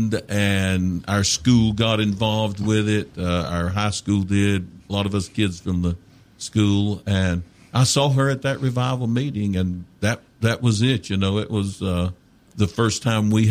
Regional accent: Clay County, North Carolina, United States; I grew up in Clay County, in the Sweetwater community of Clay County

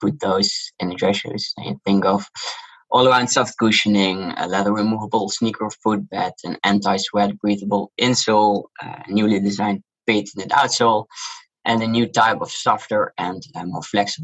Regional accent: Netherlands; accent: Dutch; English is a second language; You can hear from my accent, I'm Dutch. And I also grew up in Holland

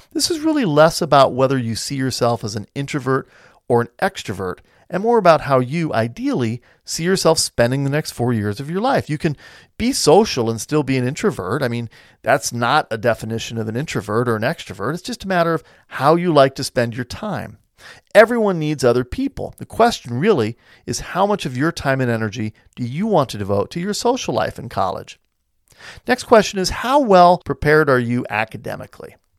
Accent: United States

